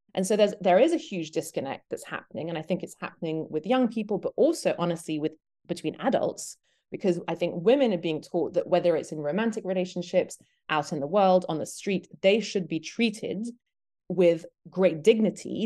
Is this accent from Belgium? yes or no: yes; Belgium; now in Detroit, United States; I'm British, but I grew up in Belgium.